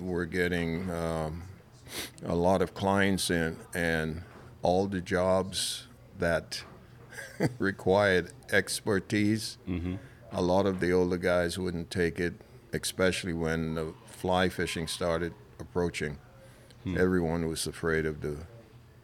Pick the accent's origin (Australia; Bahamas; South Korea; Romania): Bahamas; I'm from a little island south